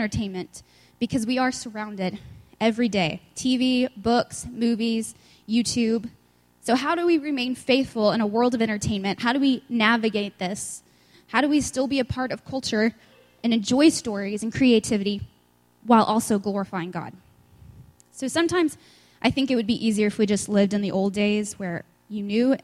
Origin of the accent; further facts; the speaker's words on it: West Texas, United States; I'm from West Texas, so I say antenna